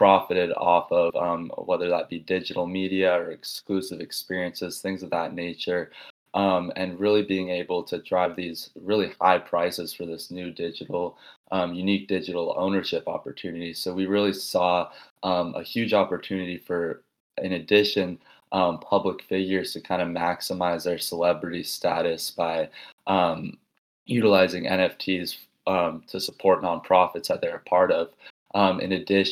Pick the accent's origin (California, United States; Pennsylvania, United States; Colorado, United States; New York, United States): California, United States; Los Angeles; moved away as an adult; also born or lived in Tucson, Arizona; I'm from the Los Angeles area in general